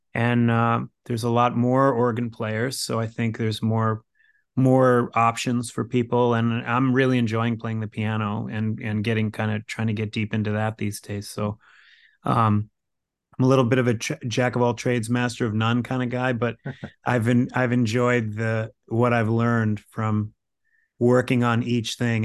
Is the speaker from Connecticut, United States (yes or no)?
yes; Cos Cob, Connecticut, United States; I'm from Connecticut. Uh, I'm from a little town in Connecticut called Koskob, Connecticut, which is, uh, I guess technically part of Greenwich, Connecticut